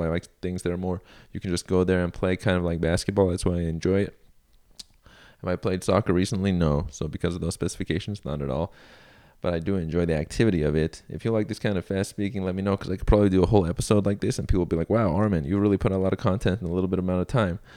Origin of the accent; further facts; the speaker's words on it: Iran; moved away; I was born in Iran, also known as Iran. Shout outs to my home nation of birth